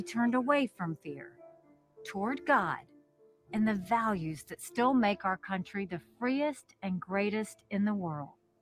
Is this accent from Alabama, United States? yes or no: no; South Carolina, United States; I was born and raised in South Carolina